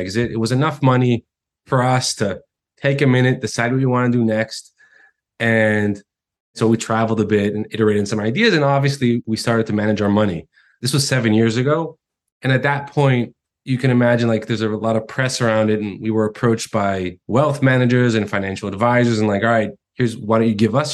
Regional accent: Israel; also born or lived in United States; when I was a child, we moved to Israel, far, far away. Finished high school, got drafted in the military, which is mandatory in Israel

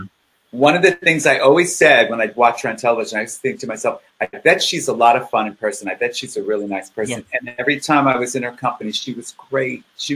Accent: Lodi, New Jersey, United States; I was born in Lodi, New Jersey, which is about an hour and a half north of here.

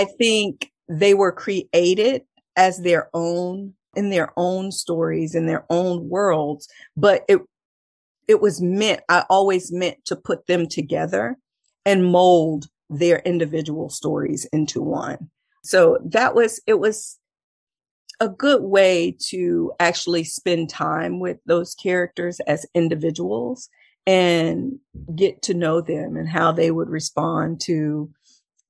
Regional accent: Texas, United States; I'm from Texas

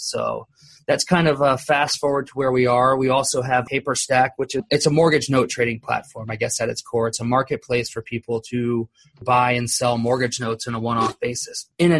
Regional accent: Columbus, Ohio, United States; born there; now in Orlando, United States; Originally, I was born in Columbus, Ohio. I've lived in Orlando, Florida for, I guess, roughly 30 years now.

